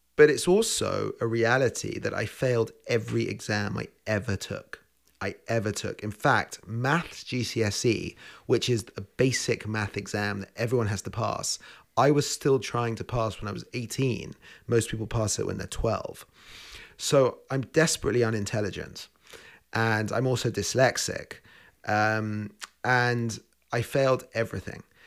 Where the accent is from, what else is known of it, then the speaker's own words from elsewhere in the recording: London, United Kingdom; moved away as an adult; also born or lived in Spain; now in Victoria, Canada; I'm a chef, and I was born in London